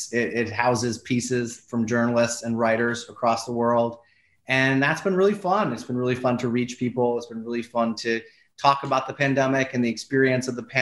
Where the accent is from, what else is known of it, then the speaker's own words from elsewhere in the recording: New York City, New York, United States; And I think Staten Island is a place really special to me. I grew up there. But it's also a place with a really, really strong community, a strong Italian American community, a place where grandparents and grandkids all live in the same house very often.